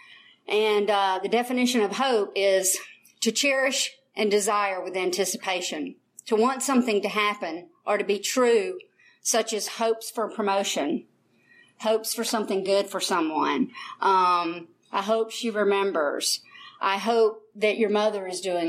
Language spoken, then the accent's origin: English; United States; I'm from Fayette County originally